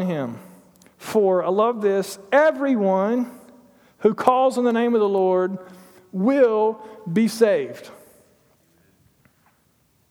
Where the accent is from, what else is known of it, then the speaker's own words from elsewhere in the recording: Toccoa, Georgia, United States; I grew up in Toccoa, Georgia, in Stevens County Middle School.